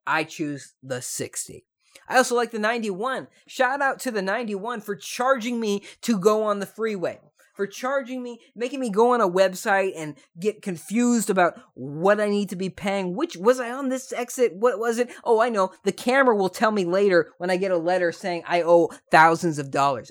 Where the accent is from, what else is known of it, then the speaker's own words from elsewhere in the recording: Southern California, United States; I am from Southern California